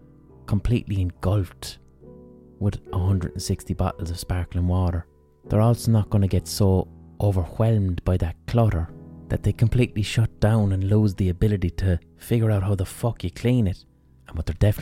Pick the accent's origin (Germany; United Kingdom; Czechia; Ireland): Ireland; as an Irish person